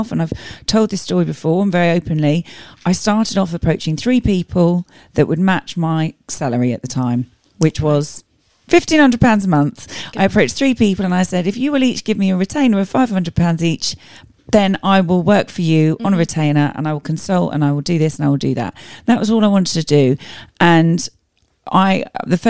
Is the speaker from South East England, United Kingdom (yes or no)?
yes; Tunbridge Wells, South East England, United Kingdom; I was born in Tunbridge Wells, grew up in Tunbridge Wells, never left Tunbridge Wells.